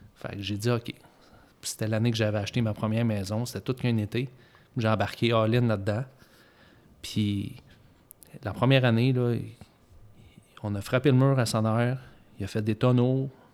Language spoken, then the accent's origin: French; Eastern Canada, Canada; on est de l'Est du Canada.